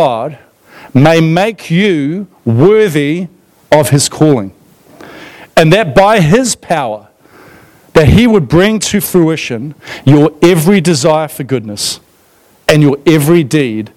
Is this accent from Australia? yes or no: yes; Australia; moved away; I grew up in Australia in the 1980s